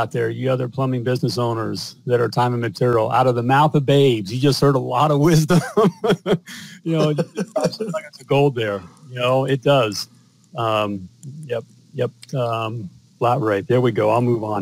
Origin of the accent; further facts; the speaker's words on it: United States; I'm an American